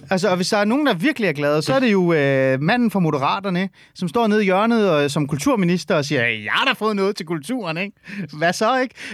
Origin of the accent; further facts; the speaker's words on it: North Zealand, Capital Region of Denmark, Denmark; jeg er vokset op i Nordsjælland.